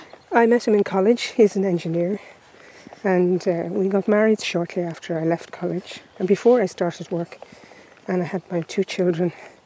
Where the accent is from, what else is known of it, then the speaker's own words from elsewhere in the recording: Dublin, Leinster, Ireland; moved away as an adult; also born or lived in Westmeath; now in Roscommon, Ireland; I was born in Dublin and went to school in Dublin, went to UCD, worked in Dublin until I moved to Westmeath to become county manager, as it was known then.